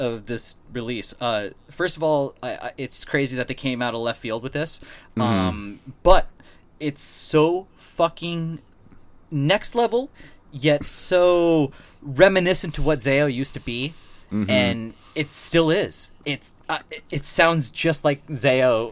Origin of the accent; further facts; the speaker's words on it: North Dakota, United States; I'm from North Dakota.